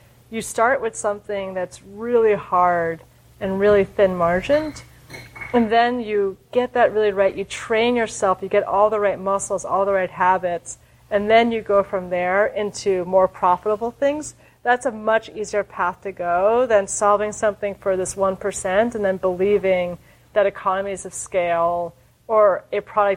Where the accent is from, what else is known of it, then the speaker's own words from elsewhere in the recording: New York, United States; I'm a New Yorker